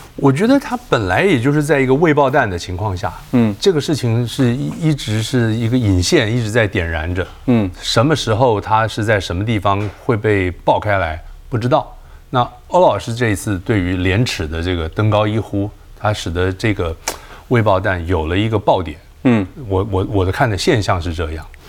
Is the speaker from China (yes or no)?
no; Taiwan; 我们在作为一个台湾人，在台湾生活